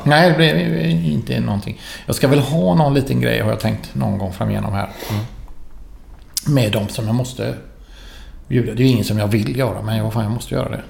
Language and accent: Swedish; Gothenburg, Västra Götaland, Sweden; also born or lived in Florence; jag var från Göteborg